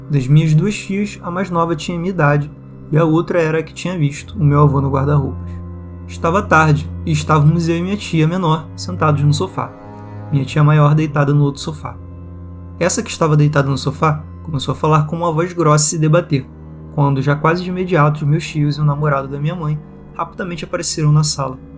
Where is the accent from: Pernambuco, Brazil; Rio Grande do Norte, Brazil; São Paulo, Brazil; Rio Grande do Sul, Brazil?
São Paulo, Brazil; São José dos Campos; Quando fiz sete anos de idade, minha mãe faleceu então voltei para minha cidade natal, onde eu nasci, em São José dos Campos, São Paulo, onde moramos quando meu pai era vivo.